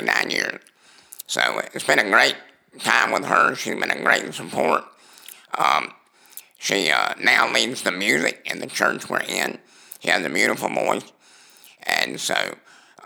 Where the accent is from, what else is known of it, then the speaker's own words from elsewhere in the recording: South Georgia, United States; I grew up basically in South Georgia. I was raised by two grandparents